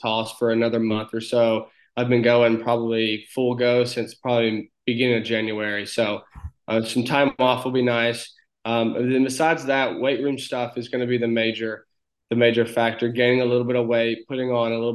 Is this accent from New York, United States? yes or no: no; Northeast Alabama, United States; accent: very thick country accent; I'm a kid from a small town in Northeast Alabama of about 1,000 people. So a very small town. We have one red light.